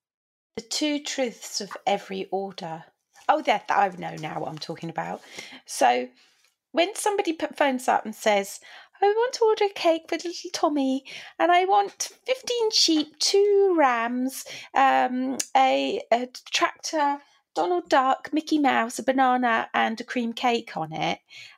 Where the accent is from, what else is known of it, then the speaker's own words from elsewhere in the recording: United Kingdom; we're quite British.